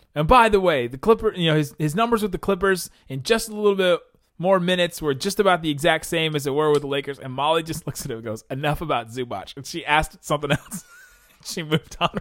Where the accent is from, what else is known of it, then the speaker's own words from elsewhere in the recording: Ohio, United States; also born or lived in California; growing up in Ohio, we didn't really have a team near where I lived